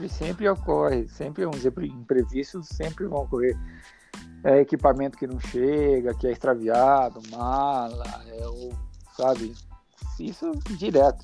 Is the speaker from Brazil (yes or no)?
yes; Rio das Cinzas area, Paraná, Brazil; eu cresci no Rio, a gente brincava e rodava de boia, as câmeras de caminhão, descia as corredeiras, era muito legal. A vida inteira a gente sempre curtiu muito o Rio. A nossa infância foi no Rio das Cinzas.